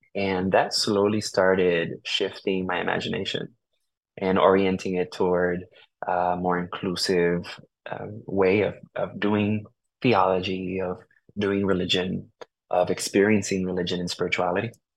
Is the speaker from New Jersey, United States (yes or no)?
no; New Haven, Connecticut, United States; also born or lived in Puerto Rico; I was born here in New Haven, Connecticut, um, and was raised for the most part here in New Haven